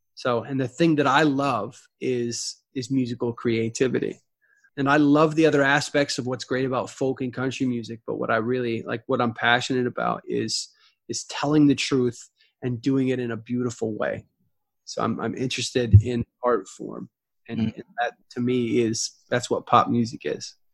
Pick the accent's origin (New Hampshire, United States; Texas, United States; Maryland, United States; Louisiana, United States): Texas, United States; moved away as an adult; now in Nashville, United States; I grew up in Texas and now I live in Nashville